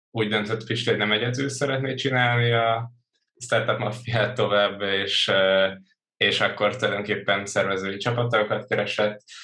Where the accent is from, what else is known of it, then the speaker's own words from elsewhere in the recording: Törökbálint, Pest, Hungary; also born or lived in Budapest; Budapesten születtem, Török Bálinton nőttem fel